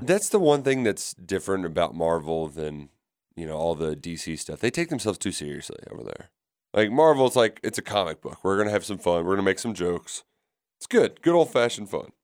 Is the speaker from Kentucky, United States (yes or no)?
yes; Louisville, Kentucky, United States; where I grew up in Pleasure Ridge Park, Valley Station